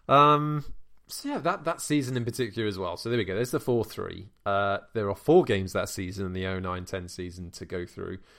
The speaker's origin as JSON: {"language": "English", "region": "Wales", "country": "United Kingdom", "said": "as a Welshman"}